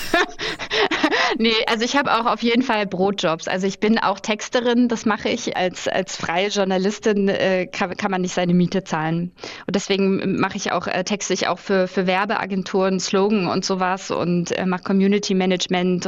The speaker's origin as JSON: {"language": "German", "region": "Berlin", "country": "Germany", "said": "da, wo ich herkomme, aus der Platte in Hohenschönhausen"}